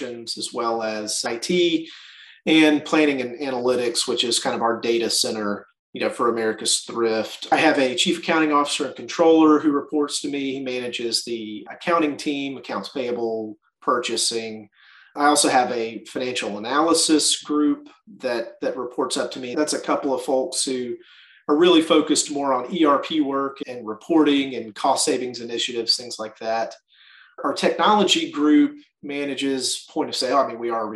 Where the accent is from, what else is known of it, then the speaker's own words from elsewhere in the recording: Birmingham, Alabama, United States; also born or lived in Springfield, Missouri; I grew up here in Birmingham. We are headquartered here in Birmingham, so this is home for me